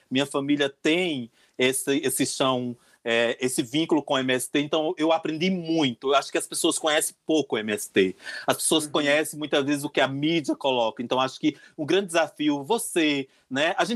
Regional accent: Northeast Region, Brazil; é, sou nordestino, sou sertanejo

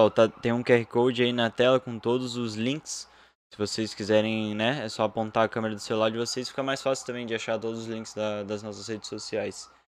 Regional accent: São José, Santa Catarina, Brazil; A gente é de São José e de, da Palhoça, né? A gente é próximo a Florianópolis, não chega a ser Florianópolis

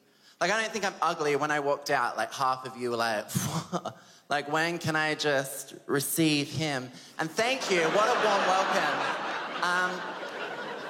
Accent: Adelaide, South Australia, Australia; I'm 23 years old and I'm from Adelaide.

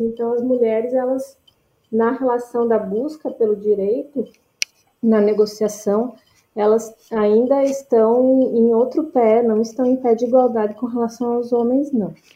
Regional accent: Rio Grande do Sul, Brazil; moved away as an adult; also born or lived in Brasília / São Paulo / Rio de Janeiro; eu sou natural do Rio Grande do Sul

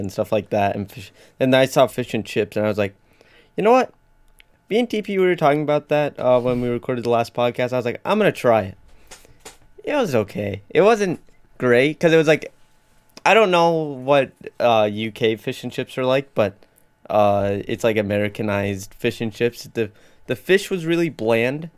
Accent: North Dakota, United States; I'm from North Dakota, not London

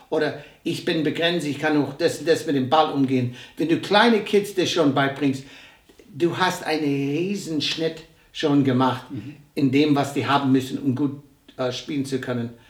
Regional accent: United States; born there; Ich bin ein gebürtiger Amerikaner. Ich bin zum ersten Mal in Deutschland 1963 gewesen. Mein Vater war hier stationiert. Ich war im deutschen Kindergarten.

